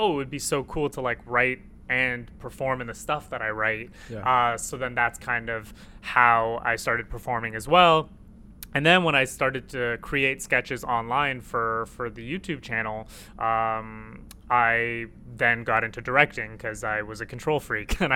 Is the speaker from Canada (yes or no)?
yes; Toronto, Ontario, Canada; also born or lived in Jordan / Iraq; born in Jordan and then moved here when I was two, and just been in Toronto pretty much like ever since.